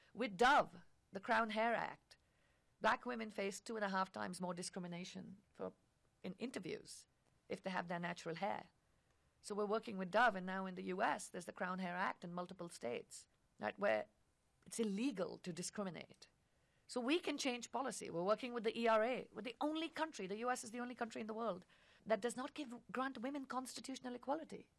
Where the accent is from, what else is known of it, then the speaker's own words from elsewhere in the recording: India; moved away; I grew up in India